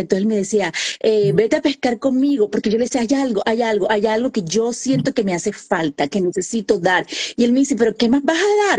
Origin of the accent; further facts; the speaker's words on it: Santa Marta, Magdalena, Colombia; accent: costeña; first language Spanish; moved away as an adult; now in Indiana, United States; Dios me puso que naciera en Santa Marta, Colombia, la tierra de …, ahí cerquita Barranquilla, de donde es …. Entonces soy colombiana, soy de la costa atlántica y muy honrada de ser costeña